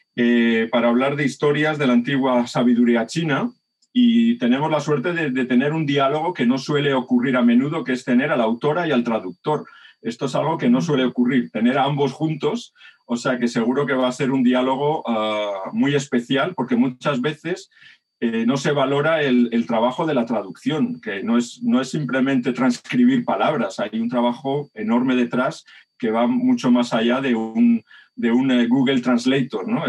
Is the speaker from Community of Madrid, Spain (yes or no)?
yes; Madrid, Community of Madrid, Spain; also born or lived in Gràcia, Barcelona; now in Barcelona, Spain; Yo además soy un madrileño del barrio barceloní de Gracia, por la suerte de haberme criado con la movida madrileña